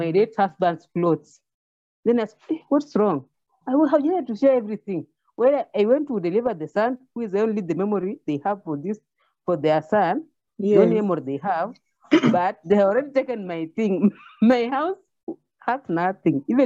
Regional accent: Kenya; I'm from Kenya, African continent

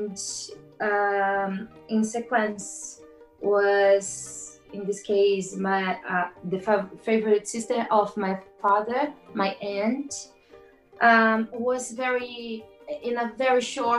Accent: Brazil; English is a second language; moved away as an adult; now in Cork, Ireland; I came from Brazil

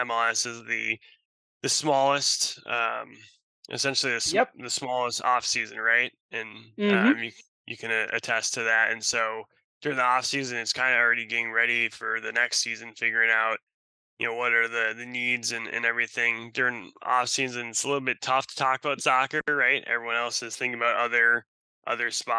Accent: Russia; also born or lived in Wisconsin, United States; now in Seattle, United States; I'm from Russia. I was born in Russia. And so coming to the United States

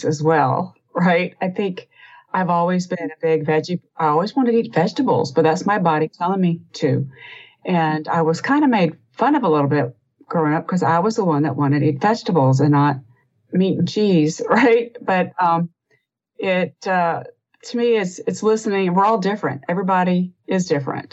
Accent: the South, United States; my mother's from France. My father was from Kentucky and I was raised in the South

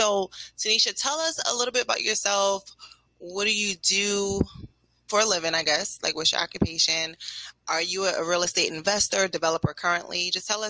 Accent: New York City, New York, United States; moved away; also born or lived in Newark, New Jersey; I grew up in Brooklyn, Flatbush, and that's like the West Indies. Very cultural.

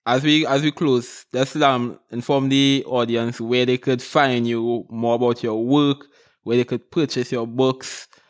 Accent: Trinidad & Tobago; now in Cayman Islands

